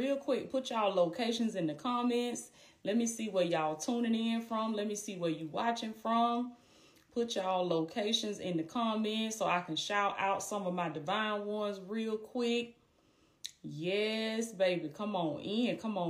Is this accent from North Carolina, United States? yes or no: no; Blakely, Georgia, United States; Blakely, Georgia, my hometown, anything.